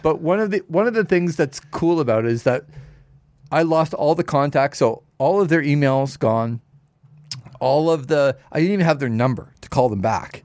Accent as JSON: {"language": "English", "area": "Toronto area", "region": "Ontario", "country": "Canada", "tie": "born or raised there", "said": "when I grew up in the Toronto area"}